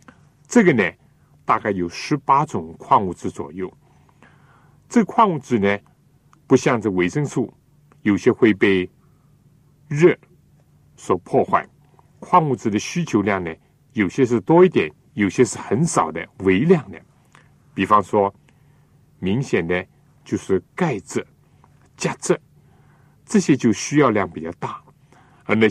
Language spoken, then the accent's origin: Chinese; China; 我们中国人有的时候呢，为了讲究口味，或者为了使得这个菜的颜色鲜艳一点呢。